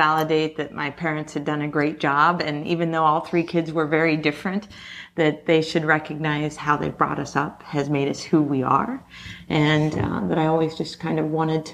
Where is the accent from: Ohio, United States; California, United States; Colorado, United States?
Ohio, United States; Marion; moved away as an adult; also born or lived in Netherlands; I was born and raised in Marion, Ohio